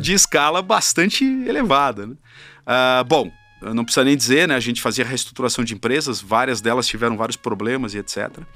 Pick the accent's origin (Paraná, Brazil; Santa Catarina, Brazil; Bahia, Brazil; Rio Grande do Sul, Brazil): Paraná, Brazil; Curitiba; moved away as an adult; also born or lived in São Paulo; Eu vim é, de Curitiba para São Paulo para fazer faculdade